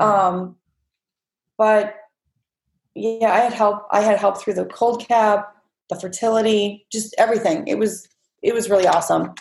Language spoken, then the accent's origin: English; Winona, United States; now in California, United States; my hometown